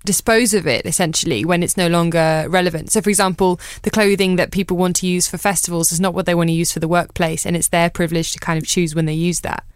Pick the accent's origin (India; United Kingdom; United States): United Kingdom; Brighton, South East England; I'm from Brighton